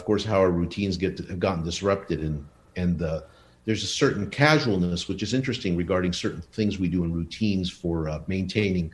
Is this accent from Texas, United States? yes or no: no; Los Angeles, California, United States; English is a second language; also born or lived in Buenos Aires, Argentina; when I grew up in Los Angeles, that's where we arrived or landed after our immigration. I didn't speak English